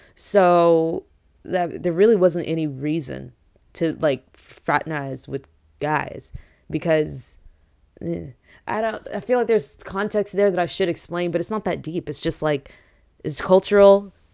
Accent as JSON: {"language": "English", "country": "United States", "tie": "born or raised there", "second_language": "English", "said": "I grew up in America"}